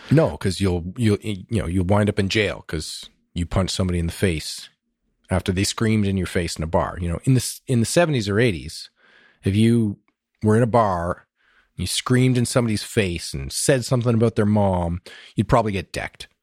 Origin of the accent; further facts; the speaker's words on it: Ottawa, Ontario, Canada; also born or lived in Kanata; I grew up in Ottawa